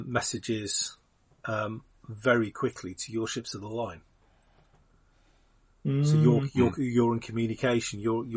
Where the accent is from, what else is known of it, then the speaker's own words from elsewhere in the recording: United Kingdom; as a Brit.